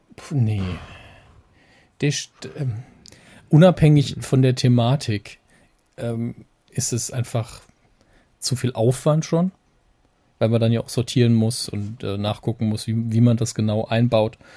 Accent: Saarland, Germany; wir sind ja als Saarländer tatsächlich sehr verwöhnt

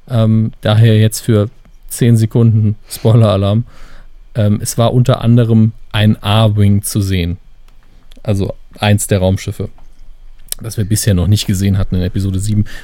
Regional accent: Saarland, Germany; Als Saarländer können wir das ja sehr gut.

